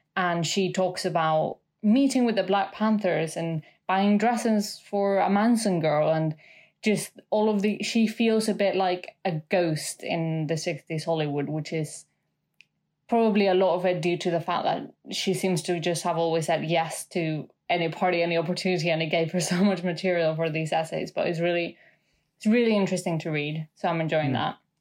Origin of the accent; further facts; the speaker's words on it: Mexico City, Mexico; now in United Kingdom; I'm from Mexico City.